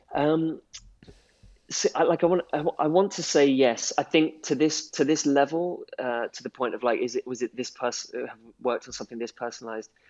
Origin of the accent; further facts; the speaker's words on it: London, United Kingdom; I'm from London